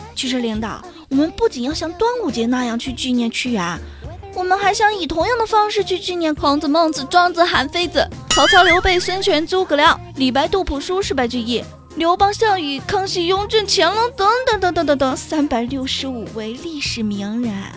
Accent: China; 在我们中国

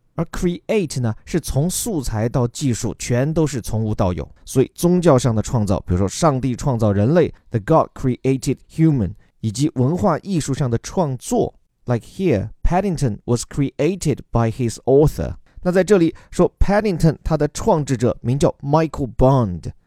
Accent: China; 我们中国人

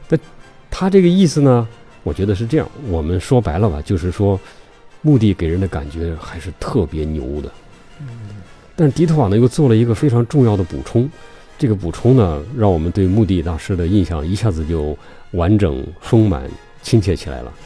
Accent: China; 我们中国人说同行是冤家

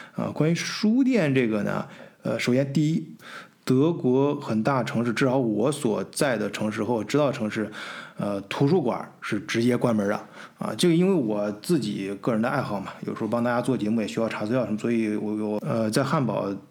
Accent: China; 咱们中国人

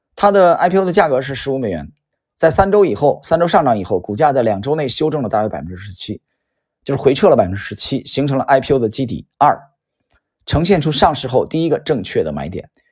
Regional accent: Yantai, Shandong, China; 我们家乡的股票，啊，山东烟台

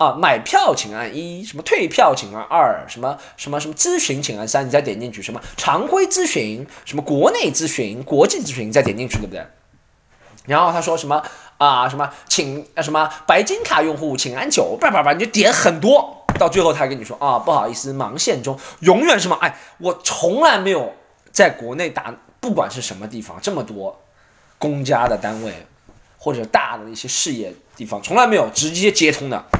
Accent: Shanghai, China; 我上海人在上海不要带身份证的。

